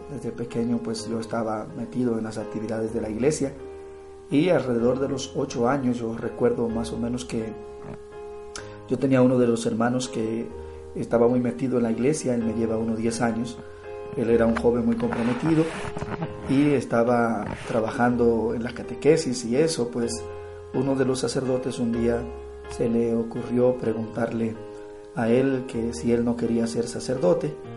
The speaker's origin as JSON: {"language": "Spanish", "country": "Dominican Republic", "said": "soy de la República Dominicana"}